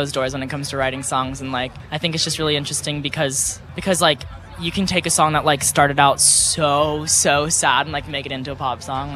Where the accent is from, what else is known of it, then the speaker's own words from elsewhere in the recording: Texas, United States; I grew up in Texas